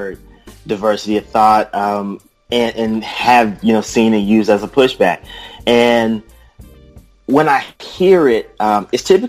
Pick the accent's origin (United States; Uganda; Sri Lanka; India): United States; the South; accent: deep southern; I have a deep southern dialect